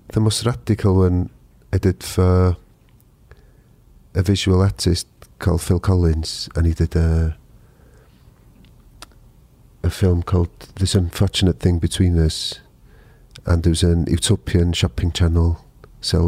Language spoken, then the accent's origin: English; North Wales, United Kingdom; first language Welsh; English is a second language; I'm from North Wales. It's, you know, fairly mountainous rural area.